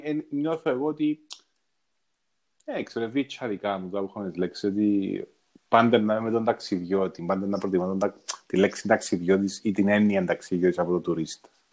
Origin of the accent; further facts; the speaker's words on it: Cyprus; Είναι ο τόπος μου τούτος. Ναι, οι άνθρωποι είναι ο τόπος μου. Ε, νιώθω, τώρα νιώθω σπίτι μου, νιώθω πατρίδα μου. Κάπου δαμέ ανήκω